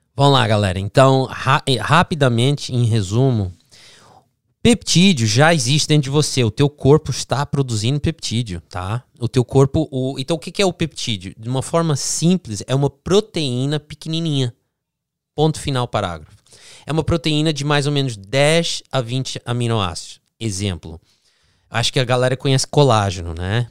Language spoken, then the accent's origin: Portuguese; Florida, United States; also born or lived in New Jersey, United States; nasci no Jersey. Aí de, depois Jersey. dos sete anos eu vim aqui pra, Flórida.